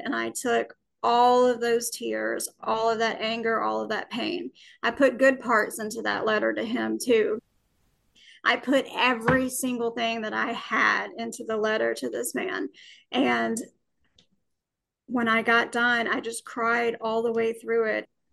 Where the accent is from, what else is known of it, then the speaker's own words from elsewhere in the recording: Alabama, United States; I was born and raised in Alabama